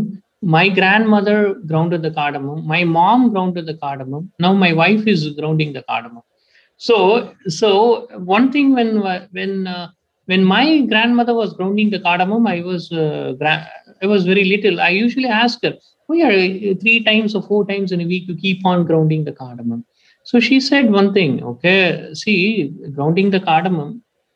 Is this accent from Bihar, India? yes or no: no; Tamil Nadu, India; my hometown, is in Tamil Nadu state. So in my hometown, I was born and brought up in a village